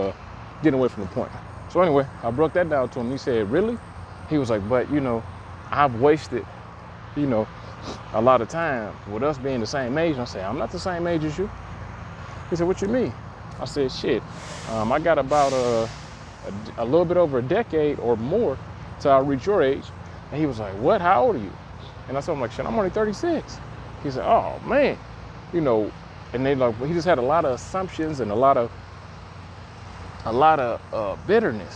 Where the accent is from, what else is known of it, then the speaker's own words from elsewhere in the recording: Detroit, Michigan, United States; I'm from Detroit, and the neighborhood I grew up